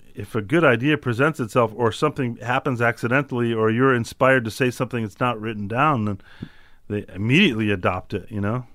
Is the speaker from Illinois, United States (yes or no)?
yes; Chicago, Illinois, United States; I'm from Chicago